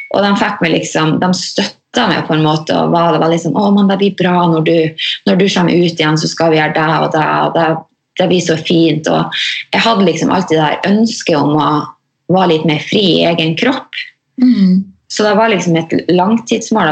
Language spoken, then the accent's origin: Norwegian; Mosjøen, Nordland, Norway; jeg er jo fra Mosjøen